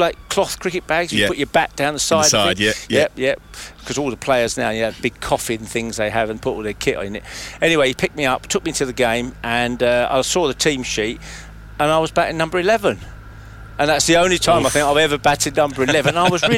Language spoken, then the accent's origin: English; London, United Kingdom; moved away as an adult; also born or lived in Shenfield, Essex; now in Ingatstone, United Kingdom; I was brought up in Leightonstone, which is about a mile and a half from what was then the Leighton County Ground, where we played county cricket. I played in the last game there in 1977. And basically, I live at just up the road at Ingatstone.